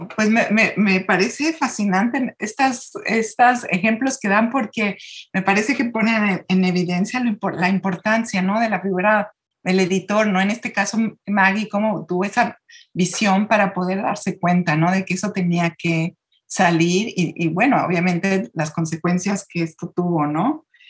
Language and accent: Spanish; Mexico; de nuestro ser como mexicanos